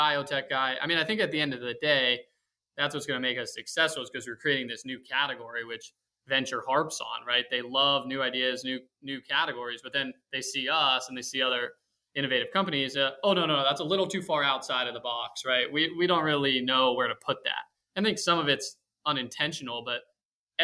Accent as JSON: {"language": "English", "region": "West Coast", "country": "United States", "tie": "born or raised there", "said": "I grew up on the West Coast"}